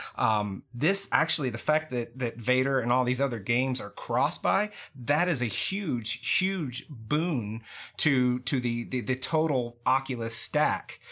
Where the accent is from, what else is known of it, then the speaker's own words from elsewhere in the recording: United States; I'm an American.